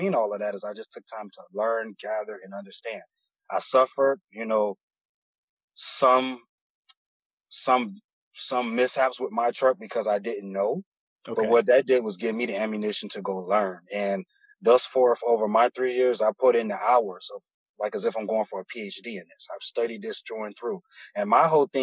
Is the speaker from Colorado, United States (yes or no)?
no; Miami, Florida, United States; also born or lived in Broward County, Florida; I'm from Miami originally, born and raised in Miami. I moved up into Broward County around like elementary, middle school, but I'm back and forth from between Broward and Miami